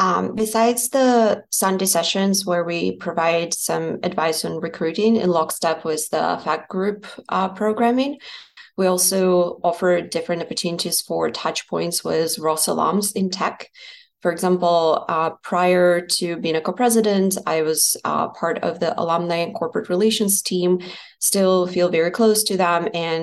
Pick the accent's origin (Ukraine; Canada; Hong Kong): Ukraine; Zaporizhzhia, Zaporizhzhia Oblast; moved away as an adult; also born or lived in East Coast, United States; now in United States; Originally, I come from Zaporizhia, Ukraine. However, I spent the last decade studying towards my bachelor's degree and then working here in the U.S. on the East Coast.